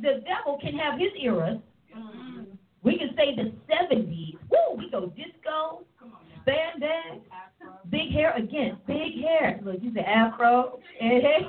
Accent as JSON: {"language": "English", "area": "East Coast", "region": "Pennsylvania", "country": "United States", "tie": "born or raised there", "also_born_or_lived": "Oklahoma", "moved": "yes", "said": "When I grew up on the East Coast, central air was a privilege in your home. And then I moved to Oklahoma"}